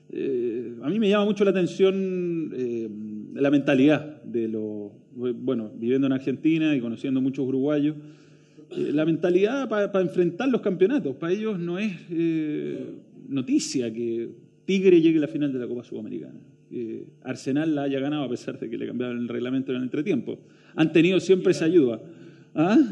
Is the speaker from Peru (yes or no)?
no; Chile; como chilenos